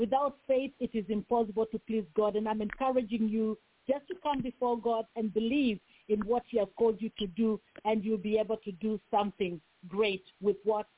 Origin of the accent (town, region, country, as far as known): Kenya; born or raised there; English is a second language; now in Bakersfield, United States